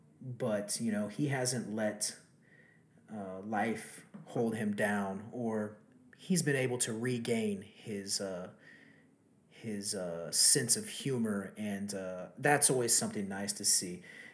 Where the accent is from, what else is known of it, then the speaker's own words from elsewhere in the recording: Texas, United States; from my home state of Texas, the great city of Houston